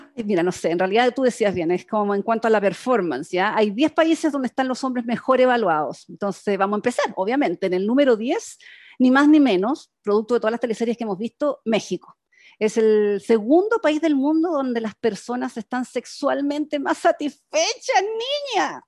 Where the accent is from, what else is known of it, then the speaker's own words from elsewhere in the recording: Chile; como buena chilena